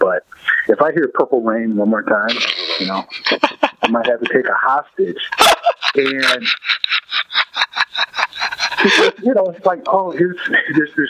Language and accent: English; Detroit, Michigan, United States; I grew up in Detroit